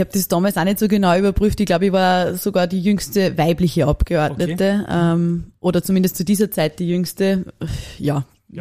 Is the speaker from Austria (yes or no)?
yes; Upper Austria, Austria; dass ich Oberösterreicherin bin